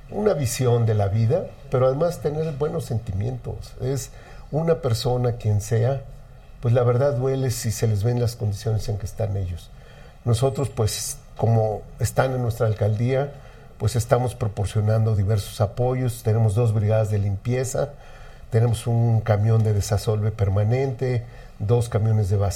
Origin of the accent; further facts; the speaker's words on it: Mexico City, Mexico; yo bueno, soy chilango netamente, aquí nací, aquí he vivido toda mi vida, aquí me quiero morir.